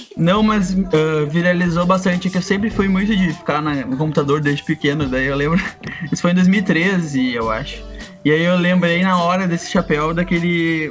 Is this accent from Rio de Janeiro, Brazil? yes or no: no; Rio Pardo, Rio Grande do Sul, Brazil; lá na minha cidade, Rio Pardo, a gente usa essa expressão fado para falar de músicas que são muito boas